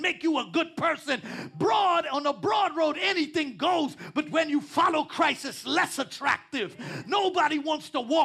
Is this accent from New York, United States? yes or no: yes; New York City, New York, United States; I'm from Queens too